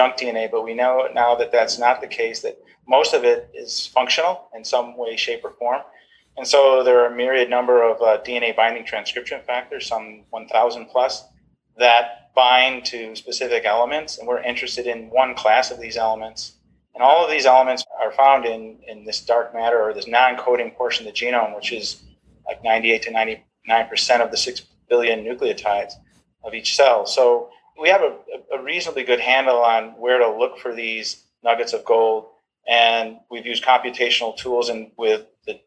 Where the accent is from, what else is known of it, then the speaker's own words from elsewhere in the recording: New York, United States; moved away as an adult; also born or lived in Texas / Wisconsin / Rochester; now in Augusta, United States; I'm a New Yorker